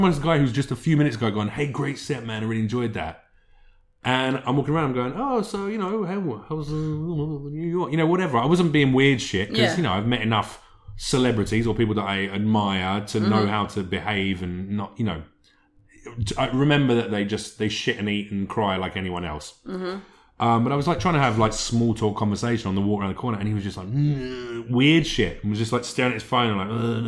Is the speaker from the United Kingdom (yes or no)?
yes; United Kingdom; I'm British.